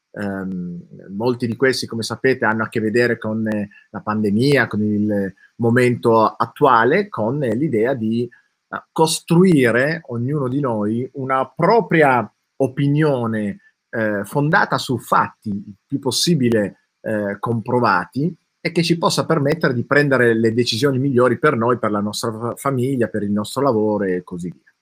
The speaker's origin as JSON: {"language": "Italian", "town": "Turin", "region": "Piedmont", "country": "Italy", "said": "io sono di Torino"}